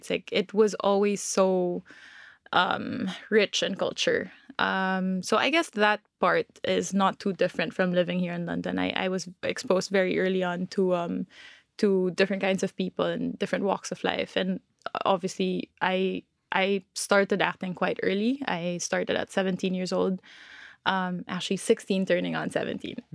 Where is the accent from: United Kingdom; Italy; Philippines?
Philippines; born there; So I was born in the Philippines